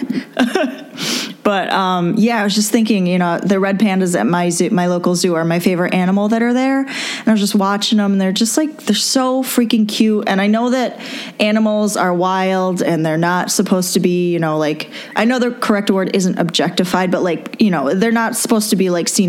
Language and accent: English; Rochester, New York, United States; I'm from Rochester, New York